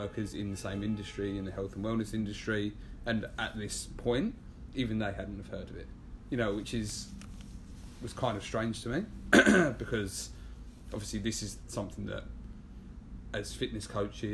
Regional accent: London, United Kingdom; accent: English; moved away as an adult; now in New York, United States; I'm originally from England, from London. I moved here about 2.5 years ago now

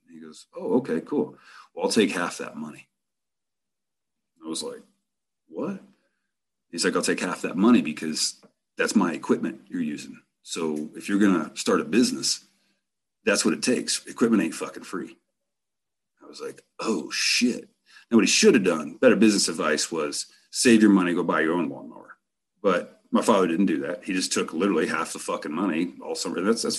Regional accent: Rifle, Colorado, United States; I'm driving home and I get back to my hometown, Rifle, Colorado.

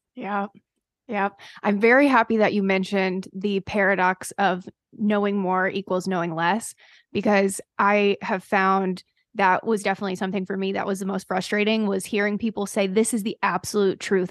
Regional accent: North Carolina, United States; I am from North Carolina

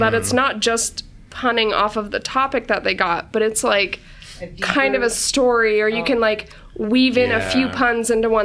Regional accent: Boise, Idaho, United States; also born or lived in Washington State; I'm from Boise, Idaho

